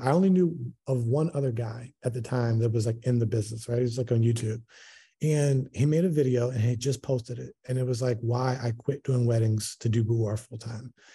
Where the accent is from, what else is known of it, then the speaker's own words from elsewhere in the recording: Baltimore, Maryland, United States; moved away as an adult; now in Houston, United States; I'm originally from Baltimore, moved to Houston in twenty nineteen.